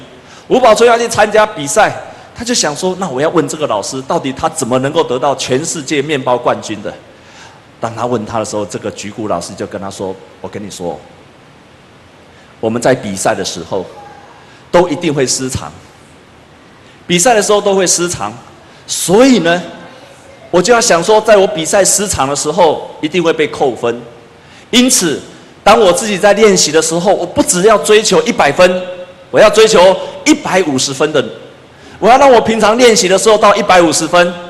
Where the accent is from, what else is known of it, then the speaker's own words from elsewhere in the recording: Taiwan; 我就想到我们台湾人一开始做面包跟谁学的？也是跟日本人学的啊。